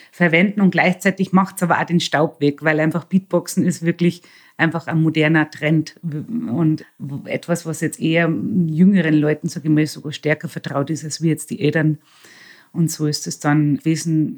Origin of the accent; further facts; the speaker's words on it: Bavaria, Germany; moved away as an adult; now in Salzburg, Austria; ich bin in einer Pension aufgewachsen in Bayern